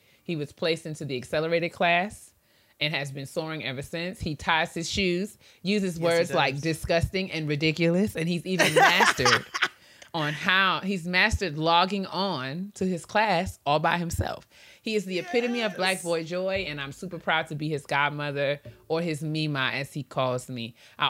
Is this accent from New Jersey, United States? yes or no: no; The Bronx, New York, United States; from the Bronx.